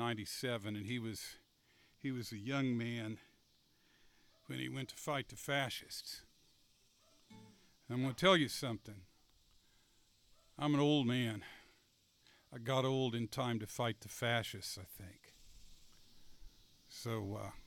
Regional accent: Independence, Kansas, United States; my hometown of Independence, Kansas

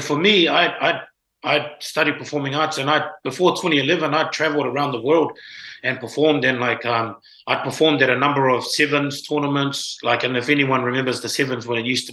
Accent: New Zealand; I'm born and bred in New Zealand, but I was raised a Tongan

